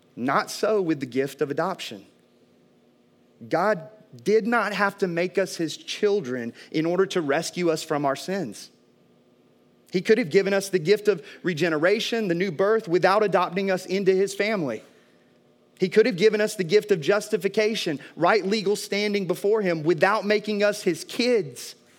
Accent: American South, United States; growing up in the American South

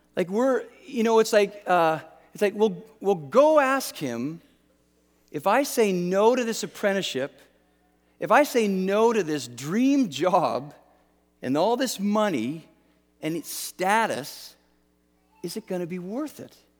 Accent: Canada; I'm Canadian

